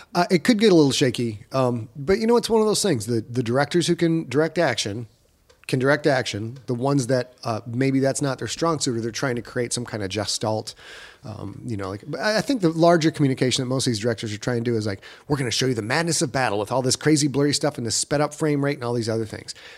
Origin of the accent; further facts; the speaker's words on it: United States; an American dude